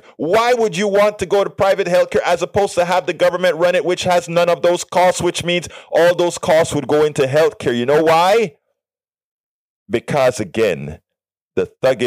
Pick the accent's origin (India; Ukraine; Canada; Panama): Panama; now in United States; yo soy panameño también